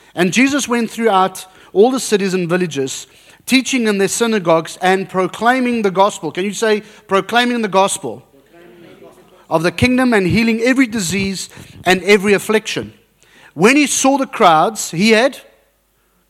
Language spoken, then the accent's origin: English; South Africa; moved away; I'm South African, very South African with a Dutch background.